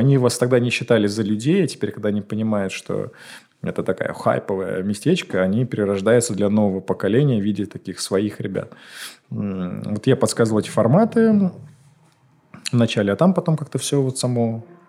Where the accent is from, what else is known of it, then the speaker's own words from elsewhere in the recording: Moscow, Russia; я не москвич, да, я там в 6 лет сюда приехал